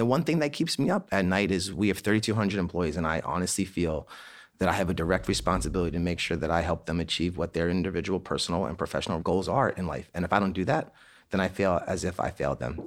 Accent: Annapolis, Maryland, United States; We grew up in Annapolis, Maryland, and my family at a young age sponsored plebes from the Naval Academy to come to our house

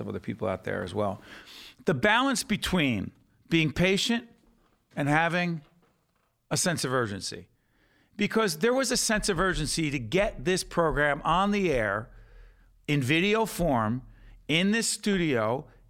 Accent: Newark, New Jersey, United States; We're from the same neighborhood.

